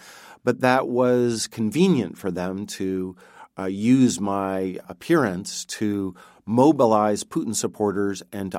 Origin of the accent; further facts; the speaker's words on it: Montana, United States; I grew up in Montana, which is a pretty provincial state in the United States. I went to California for school